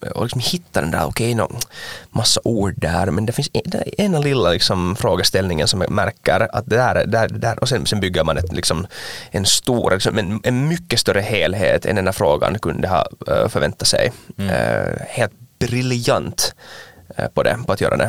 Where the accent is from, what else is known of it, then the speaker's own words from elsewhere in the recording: Ekenäs, Uusimaa, Finland; jag är från Ankenäs